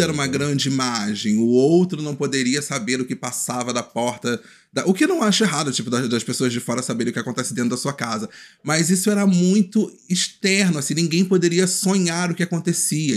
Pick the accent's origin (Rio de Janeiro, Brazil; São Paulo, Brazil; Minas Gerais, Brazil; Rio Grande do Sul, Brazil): Rio de Janeiro, Brazil; moved away as an adult; now in Niterói, Brazil; eu venho do Complexo do Alemão, atualmente eu moro em Niterói